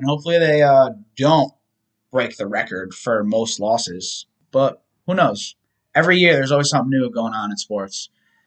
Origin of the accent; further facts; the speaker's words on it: United States; I am American. I was born here.